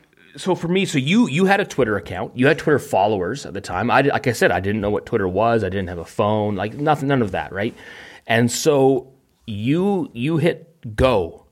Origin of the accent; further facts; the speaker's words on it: Vancouver, British Columbia, Canada; I'm from a big city. I am from Vancouver.